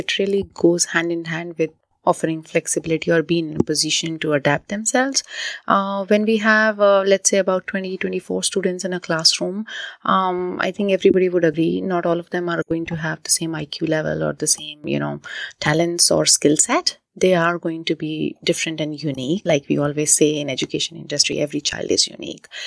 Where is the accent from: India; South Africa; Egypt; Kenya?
India; moved away; born and brought up in India, I've done, uh, my education largely, um, in India.